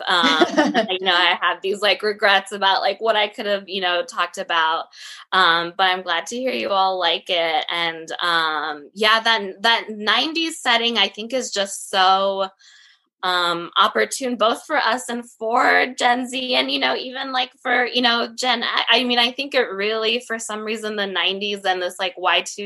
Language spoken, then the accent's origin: English; Alabama, United States; I grew up in Alabama